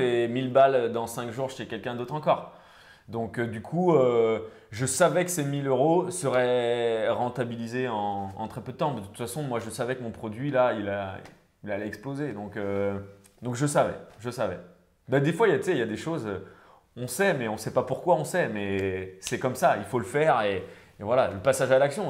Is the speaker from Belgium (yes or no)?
no; Rennes, Brittany, France; je suis originaire de Rennes